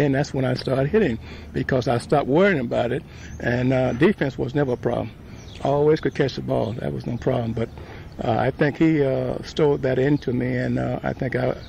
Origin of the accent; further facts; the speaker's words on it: Birmingham, Alabama, United States; When I came from Birmingham, I really didn't know the guys' names